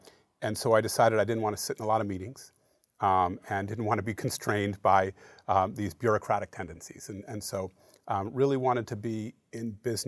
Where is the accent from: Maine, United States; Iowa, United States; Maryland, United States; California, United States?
Maine, United States; Falmouth; moved away as an adult; also born or lived in Durham, North Carolina / New York City / Seattle, Washington; now in Portland, United States; I grew up in Falmouth, went to Falmouth High School. And I often tell people that I spent most of my childhood figuring out how to get out of Maine.